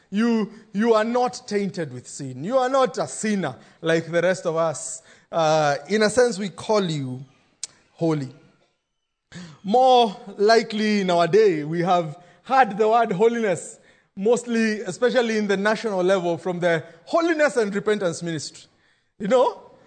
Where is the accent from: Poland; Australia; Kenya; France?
Kenya; growing up in Shago